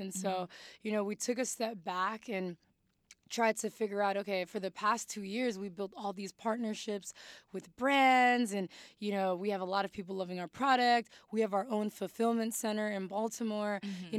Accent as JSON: {"language": "English", "country": "Mali", "said": "Parents were like, what are you doing? Like, again, like, we came from Mali."}